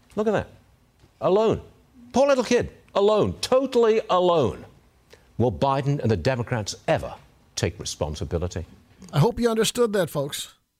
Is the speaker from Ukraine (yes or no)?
no; England, United Kingdom; moved away; I was born and raised in England